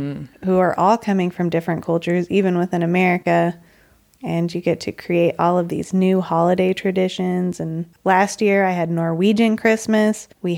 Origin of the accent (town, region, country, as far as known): United States; moved away